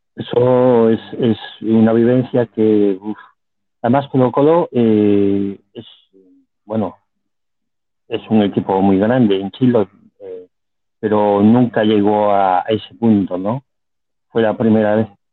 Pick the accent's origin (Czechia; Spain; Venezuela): Spain; Vigo, Galicia; also born or lived in Madrid; yo soy de Vigo, pero estoy en una, un pueblo muy, muy cerquita a Vigo